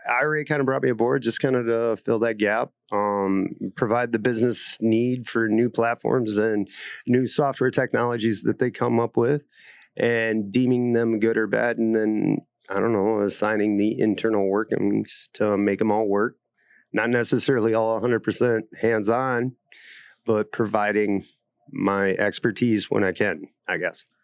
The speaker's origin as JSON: {"language": "English", "town": "Aberdeen", "region": "South Dakota", "country": "United States", "moved": "yes", "said": "I'm originally from Aberdeen, South Dakota."}